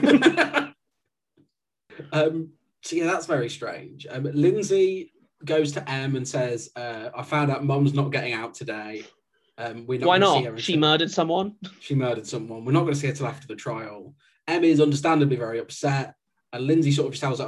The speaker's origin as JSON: {"language": "English", "region": "West Midlands", "country": "United Kingdom", "said": "I'm from the West Midlands"}